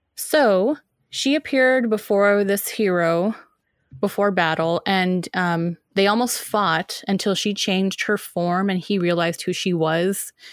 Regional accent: United States; I'm, I'm an American

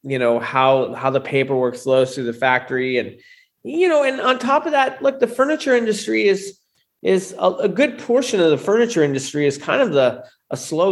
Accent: San Francisco, California, United States; also born or lived in Sacramento; I grew up in San Francisco, kind of the gold rush out here.

